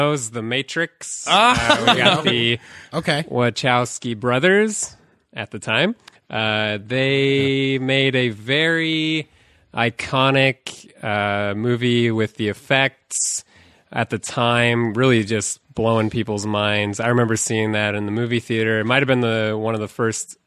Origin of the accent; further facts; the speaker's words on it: California, United States; now in Japan; I'm from California, but currently living in Japan